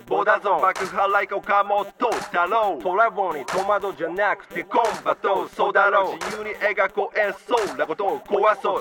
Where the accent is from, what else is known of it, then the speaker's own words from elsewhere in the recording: Gifu, Japan; 地元岐阜県仮市を中心に活動するアーティスト集団トマソン